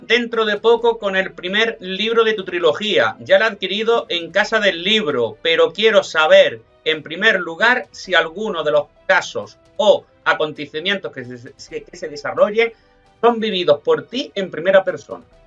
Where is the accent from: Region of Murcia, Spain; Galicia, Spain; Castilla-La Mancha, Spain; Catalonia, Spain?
Castilla-La Mancha, Spain; Almagro; soy manchego, soy de Almagro